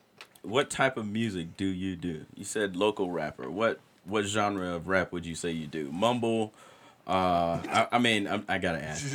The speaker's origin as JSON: {"language": "English", "region": "the South", "country": "United States", "moved": "yes", "said": "I'm from the South, but I'm not from that part of the South."}